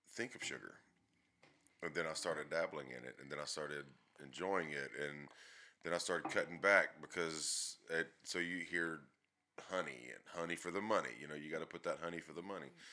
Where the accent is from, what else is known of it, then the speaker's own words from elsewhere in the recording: Athens, Texas, United States; in East Texas, Athens, Texas, born and raised